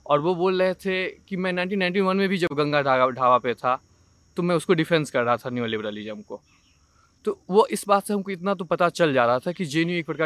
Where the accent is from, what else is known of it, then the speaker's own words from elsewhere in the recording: Darbhanga, Bihar, India; moved away as an adult; now in Delhi, India; मैं दरभंगा से आता हूँ बिहार दरभंगा बिहार से